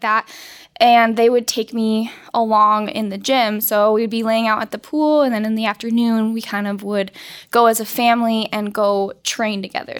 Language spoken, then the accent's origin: English; Colorado, United States; I grew up in Colorado